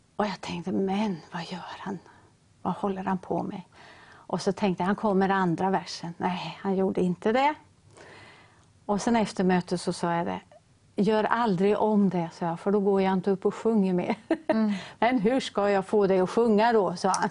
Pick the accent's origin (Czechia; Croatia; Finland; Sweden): Sweden; Ödeshög, Östergötland; now in Linköping, Sweden; vårt lilla missionshus hemma i Ödeshög, där vi kommer ifrån